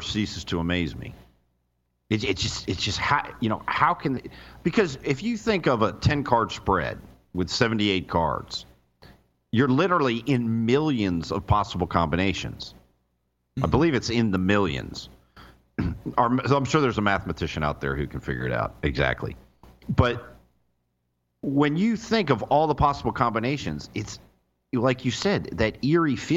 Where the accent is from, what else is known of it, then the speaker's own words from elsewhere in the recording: Florida, United States; moved away; also born or lived in New York; I was born in New York, but I was raised in Florida